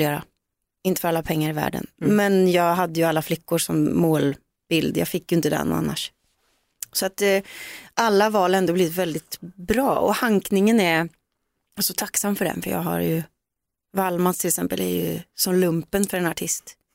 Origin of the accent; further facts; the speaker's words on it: Gullspång, Västra Götaland, Sweden; hemma i Gullspång